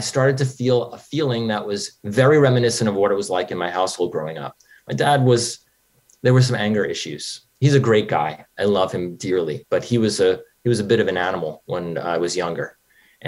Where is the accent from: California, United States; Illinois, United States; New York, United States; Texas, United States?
New York, United States; moved away as an adult; also born or lived in Los Angeles; I grew up in New York, and I drove out